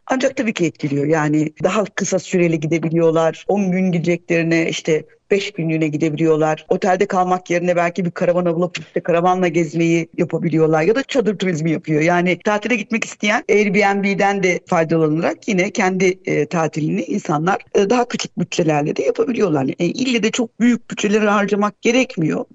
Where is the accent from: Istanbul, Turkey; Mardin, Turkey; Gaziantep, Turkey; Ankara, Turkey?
Gaziantep, Turkey; moved away; Ben mesela Gaziantep'liyim.